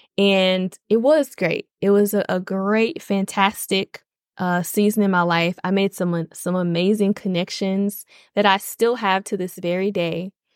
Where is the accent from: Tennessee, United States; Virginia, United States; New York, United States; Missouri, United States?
Tennessee, United States; Nashville; moved away; I am born and raised in Nashville, Tennessee.